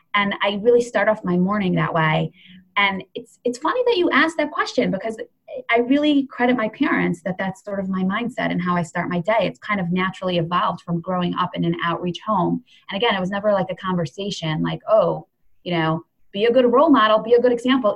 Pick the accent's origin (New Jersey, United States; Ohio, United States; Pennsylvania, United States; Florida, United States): Ohio, United States; Cleveland; also born or lived in Jerusalem; my family moved to Cleveland, Ohio when I was, I don't know, maybe three. Um, so I grew up in Cleveland.